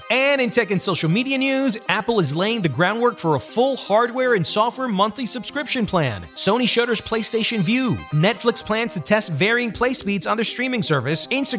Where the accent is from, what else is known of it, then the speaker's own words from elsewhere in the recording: Caribbean coast, Colombia; I'm Colombian myself. My mom and dad were born in Barranquilla. Soy costeño.